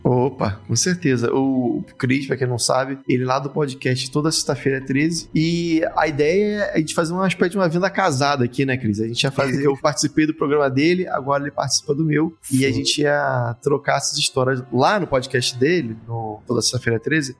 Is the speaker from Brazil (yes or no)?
yes; Rio de Janeiro, Brazil; Eu sou do Meia, mas meus avós ah, de tá Olaria tá e passei um tempo também em Realengo, então é puro suco da Zona Norte carioca